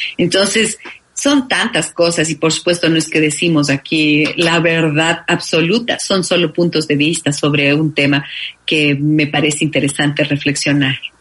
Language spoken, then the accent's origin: Spanish; Ecuador; moved away; hablo como ecuatoriana